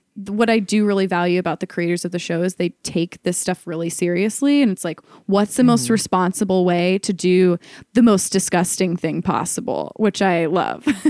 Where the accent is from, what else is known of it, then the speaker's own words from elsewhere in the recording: Ohio, United States; moved away as an adult; also born or lived in New York; I, had been going back and forth between New York and Ohio, where I'm from